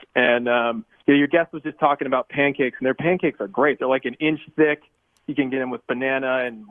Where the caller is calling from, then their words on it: Deep River, Connecticut, United States; I'm calling from Deep River, and right in the center of town, we've got one stoplight.